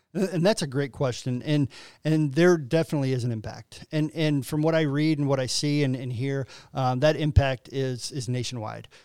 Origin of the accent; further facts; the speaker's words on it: LaSalle, Illinois, United States; now in Quincy, United States; I'm originally from LaSalle, Peru, um, north of Bloomington, um, probably about an hour north of Bloomington